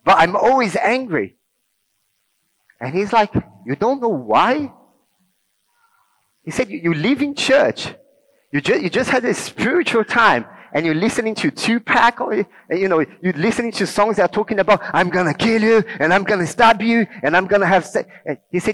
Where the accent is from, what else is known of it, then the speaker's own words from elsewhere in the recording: Rio de Janeiro, Brazil; English is a second language; now in England; I grew up in Rio, in Brazil